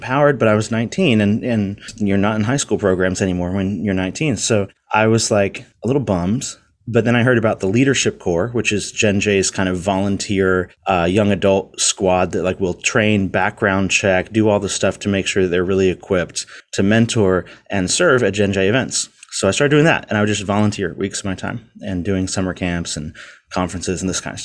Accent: Virginia Beach, Virginia, United States; I grew up in Virginia Beach, Virginia.

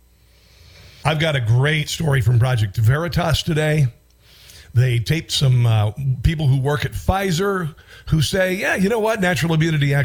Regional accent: Iowa, United States; also born or lived in Washington, D.C. / Baltimore; now in Missouri, United States; My home state is Iowa

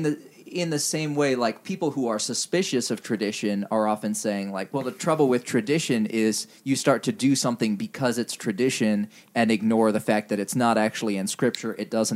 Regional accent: Indonesia; Yeah. Well, I mean, if anything, Indonesia made me even more predisposed to not think that Western church history was like a significant object of study.

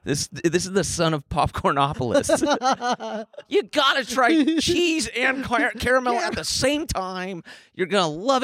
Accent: Concord, California, United States; I tell people I'm from Concord and I get heat. They're like, oh, you're East Bay.

